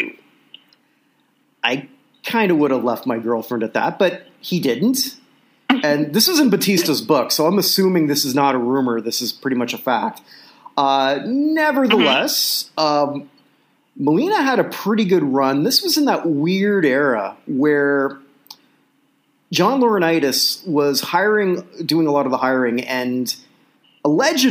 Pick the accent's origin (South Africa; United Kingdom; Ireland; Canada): Canada; I'm Canadian